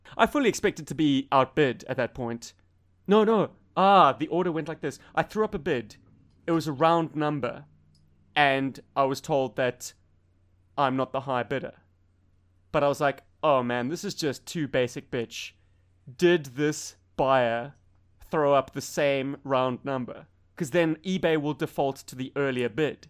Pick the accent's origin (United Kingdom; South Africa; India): South Africa; Cape Town, Western Cape; now in Australia; Bob and I come from Africa Light